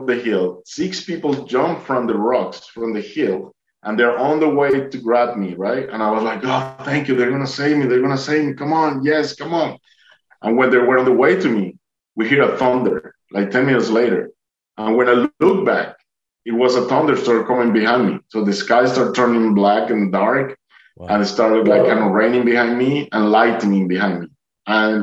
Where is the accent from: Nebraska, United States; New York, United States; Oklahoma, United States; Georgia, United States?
Georgia, United States; Duluth; I'm from Duluth